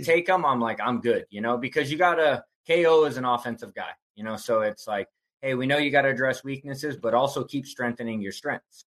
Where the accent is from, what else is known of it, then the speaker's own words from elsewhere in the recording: Bay Area, California, United States; also born or lived in Tucson, Arizona; now in Phoenix, United States; I'm originally from the Bay Area I moved to Tucson